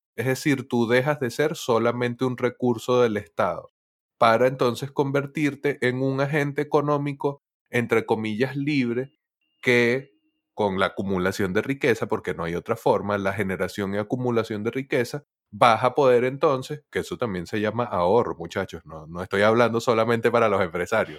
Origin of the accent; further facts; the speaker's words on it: Venezuela; soy venezolano